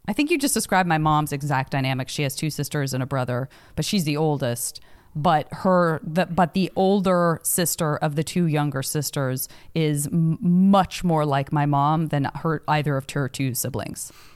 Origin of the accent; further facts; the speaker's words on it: Tucson, Arizona, United States; also born or lived in Flagstaff; I'm from Tucson